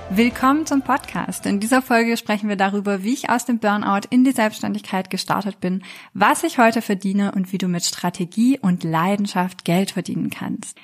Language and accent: German; France; now in Germany; Ich bin in Frankreich aufgewachsen